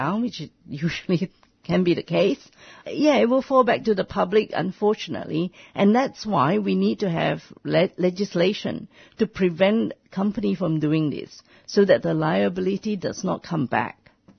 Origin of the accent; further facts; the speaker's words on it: Australia; As Australian, what are we going to do when an Australian company generated so much contaminated waste in another country